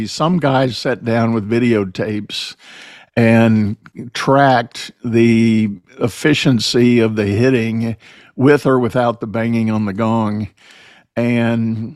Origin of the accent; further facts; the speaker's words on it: San Antonio, Texas, United States; I grew up in San Antonio